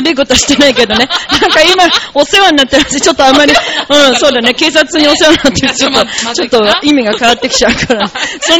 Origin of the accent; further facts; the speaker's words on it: Italy; Japanese is a second language; 僕、イタリア人だけど知ってるよ。